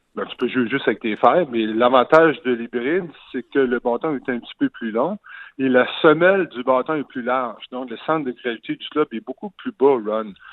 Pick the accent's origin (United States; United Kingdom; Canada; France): Canada; Rimouski, Quebec; now in Longueuil, Canada; je viens de Rimouski, je viens du Pic